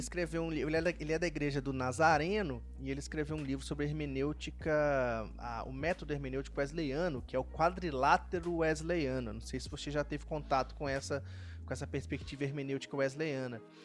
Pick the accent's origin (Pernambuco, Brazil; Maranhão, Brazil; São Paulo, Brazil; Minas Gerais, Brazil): Minas Gerais, Brazil; moved away; eu sou de Minas